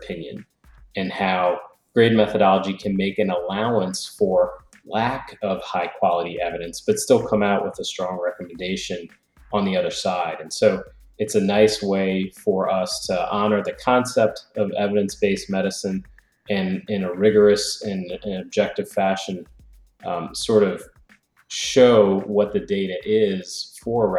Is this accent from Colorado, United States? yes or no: no; New Orleans, Louisiana, United States; moved away as an adult; now in Georgia, United States; I'm originally from New Orleans, Louisiana